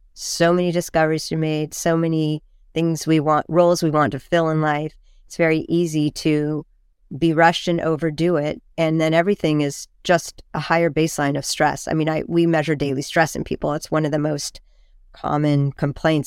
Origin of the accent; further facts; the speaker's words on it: Carmel, California, United States; I grew up in Carmel, which is near Big Sur and near Esalen